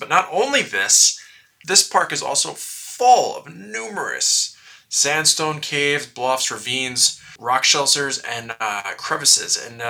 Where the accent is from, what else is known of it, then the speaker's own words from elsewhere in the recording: West Fork, Arkansas, United States; You've never heard of it, but it's my hometown. Yes, I do live on this 2,500-acre state park. No, not really. But in West Fork, Arkansas, which is in the northwest corner of Arkansas